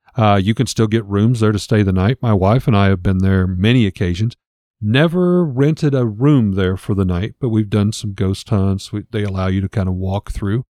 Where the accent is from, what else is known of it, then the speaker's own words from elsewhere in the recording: the Ozarks, Missouri, United States; we grew up in Missouri